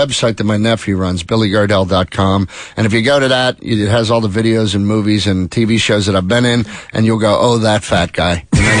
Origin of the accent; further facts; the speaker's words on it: Pennsylvania, United States; accent: Pennsylvania; moved away; You can tell Pennsylvania no matter where you're at. I'm Pittsburgh, Philly, anywhere in between. We have that accent.